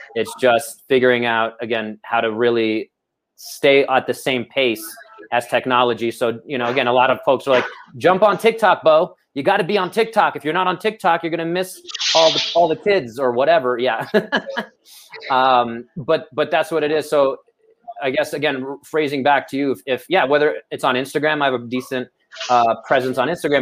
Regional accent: New York City, New York, United States; we are from Brooklyn

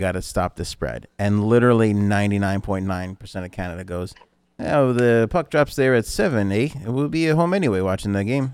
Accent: New York City, New York, United States; we grew up in New York City

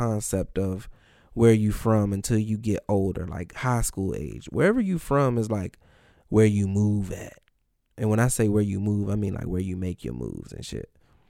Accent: New Carrollton, Maryland, United States; moved away as an adult; also born or lived in Washington, D.C. / New York / New Jersey / Greenbelt, Maryland; now in Los Angeles, United States; So when your parents is from the city, but you grew up in Maryland the whole time.

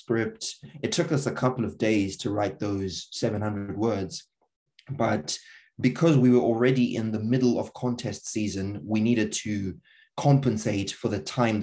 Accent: Zimbabwe; moved away; I'm from Zimbabwe

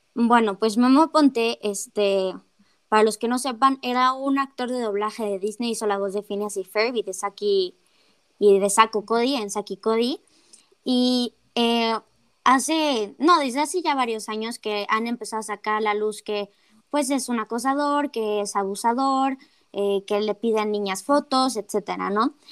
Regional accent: Mexico

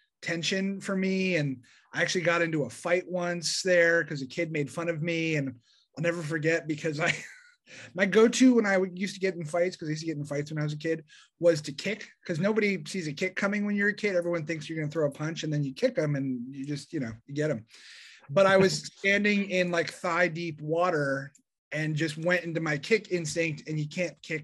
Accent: Denver, Colorado, United States; I grew up in Denver, Colorado

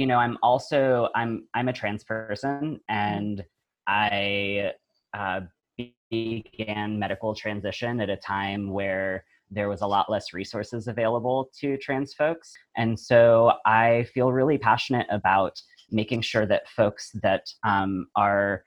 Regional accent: the South, United States; I was raised in the South in a biracial family

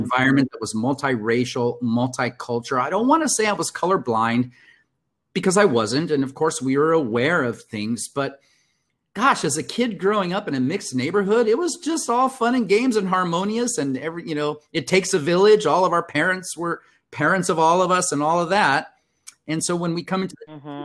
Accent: Compton, California, United States; also born or lived in Mexico / Brazil / India; now in San Diego, United States; the majority of my youth were uh, spent, uh, as you and I had discussed, in Compton, California

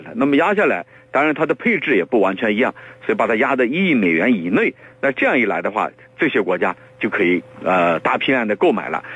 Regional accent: China; 我们中国人，刚才我讲了，我们东方人他是比较内敛的

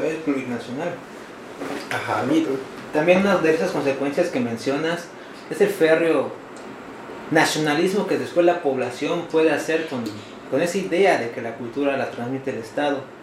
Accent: Mexico; nosotros, como mexicanos

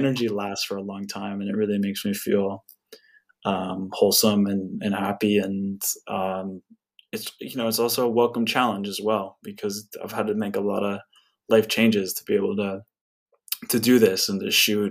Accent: Santa Barbara, California, United States; I grew up in Santa Barbara, where I live now

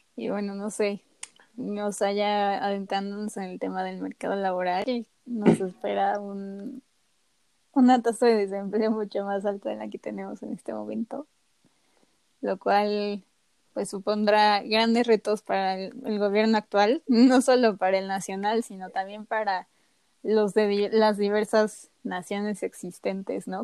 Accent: Mexico; en cómo hemos sido educados como mexicanos

